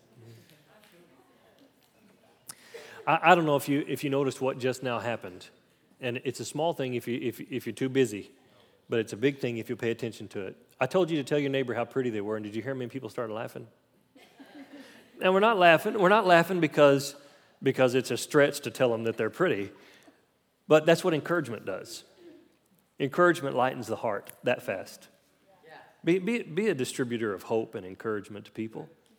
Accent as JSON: {"language": "English", "region": "Oklahoma", "country": "United States", "said": "I'm from Oklahoma"}